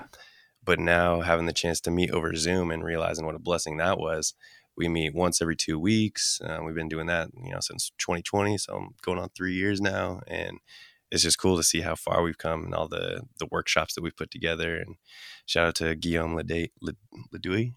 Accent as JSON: {"language": "English", "town": "Anchorage", "region": "Alaska", "country": "United States", "tie": "born or raised there", "also_born_or_lived": "Cordova, Alaska", "said": "we grew up in Anchorage, but every summer we'd go back for, like, a month"}